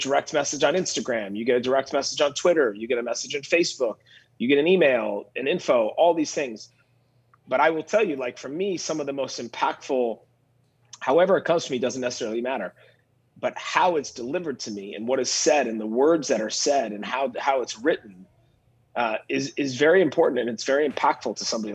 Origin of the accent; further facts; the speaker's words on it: Minneapolis, Minnesota, United States; moved away as an adult; also born or lived in Napa Valley / New York City; growing up here